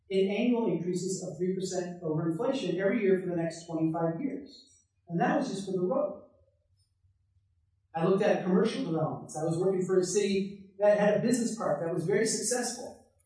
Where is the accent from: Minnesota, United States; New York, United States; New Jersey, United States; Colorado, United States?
Minnesota, United States; Brainerd; I live in a small town in central Minnesota. I uh, grew up on the farm homestead of my great great grandparents.